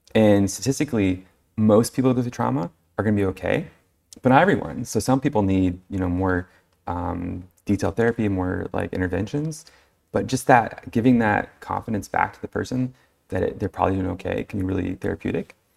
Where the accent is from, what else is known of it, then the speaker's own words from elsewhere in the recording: California, United States; now in New Mexico, United States; I'm originally from California.